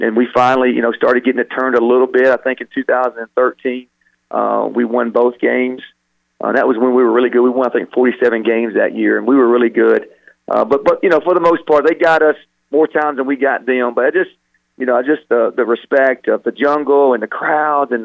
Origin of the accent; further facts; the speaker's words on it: the South, United States; moved away as an adult; now in Indiana, United States; I'm from the South.